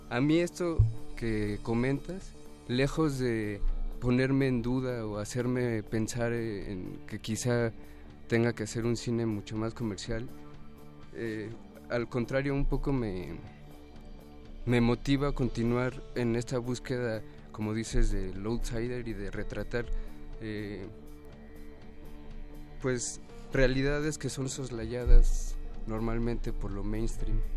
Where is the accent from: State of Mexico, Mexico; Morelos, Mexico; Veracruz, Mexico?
State of Mexico, Mexico; Ecatepec; Pues de alguna forma porque es el entorno del que nosotros venimos también. Somos eh, originarios de Catepec y... Catepec Rules.